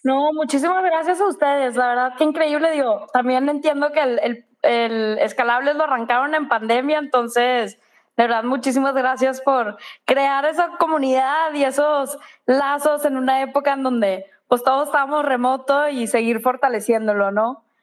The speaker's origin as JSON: {"language": "Spanish", "town": "Monterrey", "region": "Nuevo León", "country": "Mexico", "said": "soy de Monterrey"}